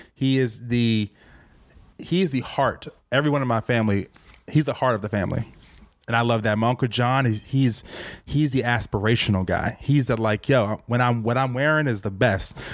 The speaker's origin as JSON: {"language": "English", "town": "Richmond", "region": "Virginia", "country": "United States", "tie": "born or raised there", "moved": "as an adult", "lives_now": "New York City, United States", "said": "I was raised in Virginia."}